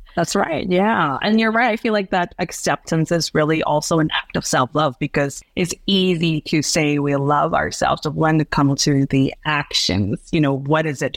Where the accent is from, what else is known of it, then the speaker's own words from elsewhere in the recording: Hong Kong; moved away as an adult; now in Chiang Rai, Thailand; I grew up in Hong Kong